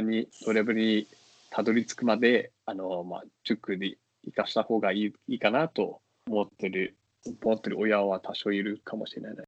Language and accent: Japanese; Singapore; Japanese is a second language; moved away as an adult; also born or lived in China; now in Tokyo, Japan; 私もその出身